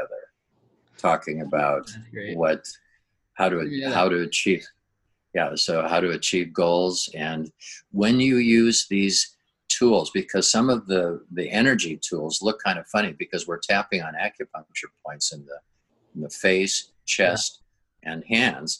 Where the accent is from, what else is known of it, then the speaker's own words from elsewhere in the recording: Minnesota, United States; moved away as an adult; now in La Jolla, California, United States; I grew up in Minnesota.